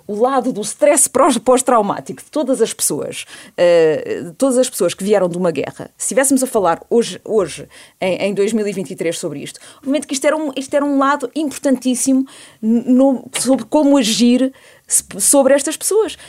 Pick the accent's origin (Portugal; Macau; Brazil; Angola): Portugal; also born or lived in Canada; eu nasci no Canadá em julho de 74 e venho para Portugal porque nessa altura o meu pai